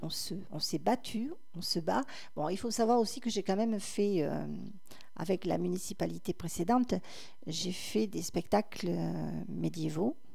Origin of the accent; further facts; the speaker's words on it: Cabanac-et-Villagrains, Nouvelle-Aquitaine, France; quand j'étais à l'école de Cabanac en CME1